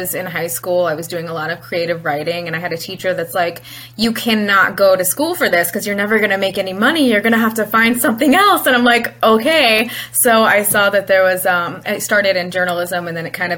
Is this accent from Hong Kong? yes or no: no; southern Illinois, United States; moved away as an adult; now in North Dakota, United States; I'm from Illinois originally. And when I say Illinois, I mean the southern half of the state